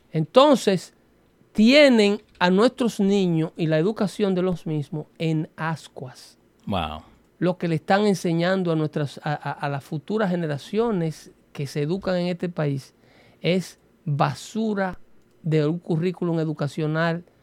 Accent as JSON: {"language": "Spanish", "country": "Mexico", "said": "Que me está diciendo racista a mí porque yo soy mexicano y que nunca voy a ser ah. blanco."}